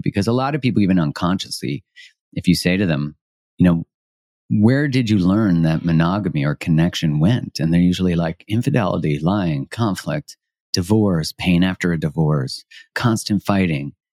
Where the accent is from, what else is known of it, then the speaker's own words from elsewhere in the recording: Canada; I'm Canadian, and Canadians, I would say, culturally, people kind of laugh at 'cause we say sorry for everything